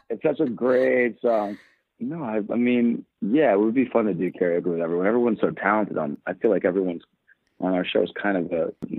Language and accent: English; New Jersey, United States; because I grew up in New Jersey a little bit.